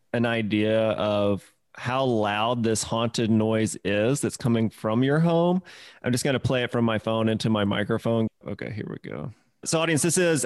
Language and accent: English; Mississippi, United States; I had squirrels in my walls growing up in Mississippi.